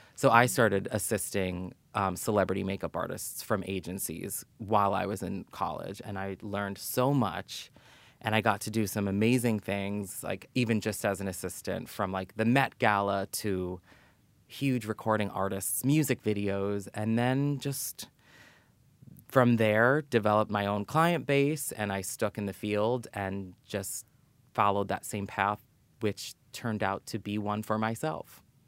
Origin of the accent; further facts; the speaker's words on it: New York City, New York, United States; I grew up in New York City, born and raised.